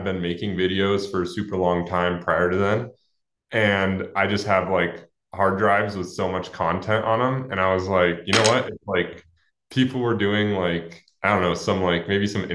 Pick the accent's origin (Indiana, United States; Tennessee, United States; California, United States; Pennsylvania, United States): California, United States; Alamo; I grew up in Alamo, California, which is sort of near San Francisco